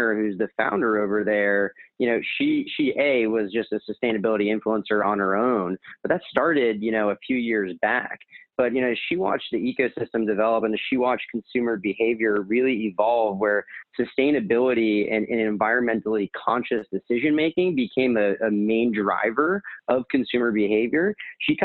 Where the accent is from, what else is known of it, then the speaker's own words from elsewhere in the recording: New England, United States; moved away as an adult; also born or lived in Miami; now in New York, United States; growing up in New England